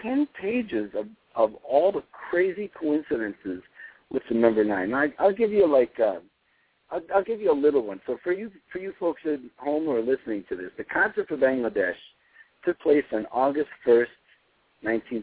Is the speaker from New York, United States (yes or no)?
yes; New York City, New York, United States; My phone number where I grew up in Brooklyn was 718-763-0792.